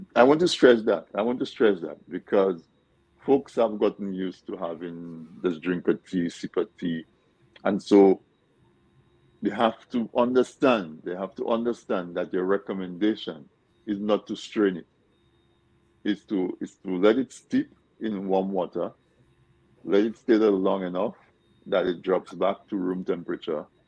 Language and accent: English; Dominica; we grew up in Dominica eating certain foods